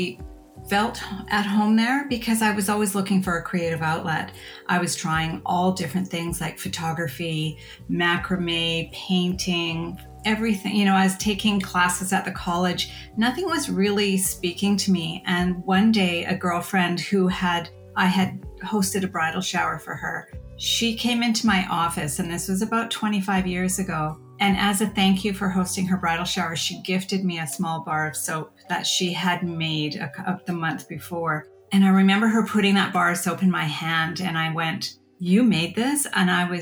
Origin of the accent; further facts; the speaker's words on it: Haida Gwaii, British Columbia, Canada; now in Campbell River, Canada; I was born and raised on Haida Gwaii, and I'm from the Haida Nation.